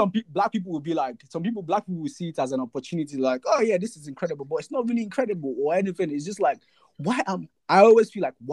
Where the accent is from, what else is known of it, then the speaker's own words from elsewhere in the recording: Nigeria; moved away as an adult; now in United Kingdom; Because as a student, I came from Nigeria to the UK. First of all, I didn't realize I was black till I came to the UK.